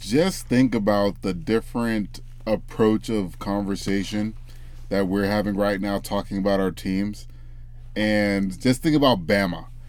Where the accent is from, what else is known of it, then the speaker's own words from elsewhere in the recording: Memphis, Tennessee, United States; That's my hometown